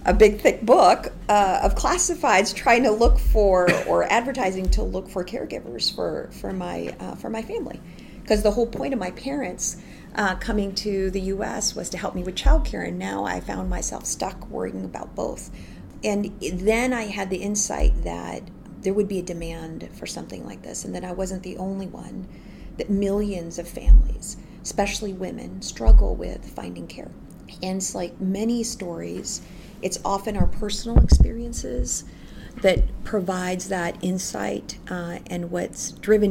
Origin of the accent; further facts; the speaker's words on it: Philippines; moved away as an adult; now in United States; So I was born and raised in the Philippines, and I came here in the United States for college.